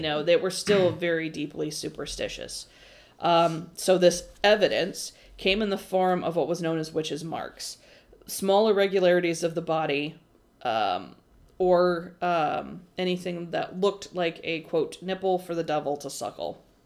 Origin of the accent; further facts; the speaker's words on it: United States; we as American society